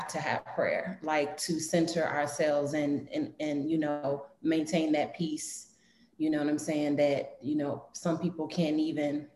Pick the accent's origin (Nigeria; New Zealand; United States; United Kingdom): United States; Chicago, Illinois; On the south side of Chicago. Southeast side, to be exact.